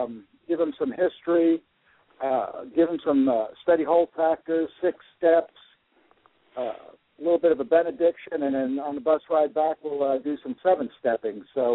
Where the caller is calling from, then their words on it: Memphis, Tennessee, United States; Well, I'm over here in Memphis, and I just wanted to call in and give an update on the Tea Party Convention microseed.